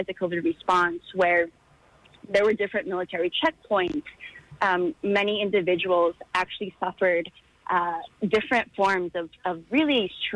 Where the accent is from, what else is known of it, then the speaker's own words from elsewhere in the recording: Philippines; now in United States; my home country